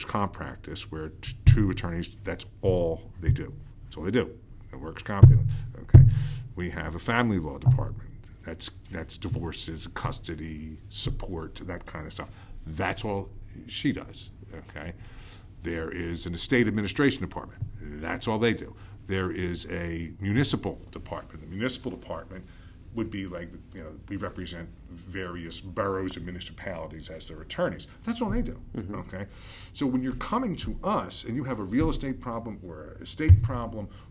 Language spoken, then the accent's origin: English; Havertown, Pennsylvania, United States; I am from Havertown in Delaware County. Okay. That's where I grew up